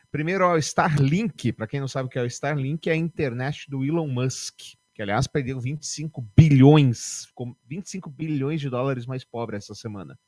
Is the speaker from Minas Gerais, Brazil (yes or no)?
yes; Barbacena, Minas Gerais, Brazil; quando eu era pequeno lá em Barbacena, lá em Dirituba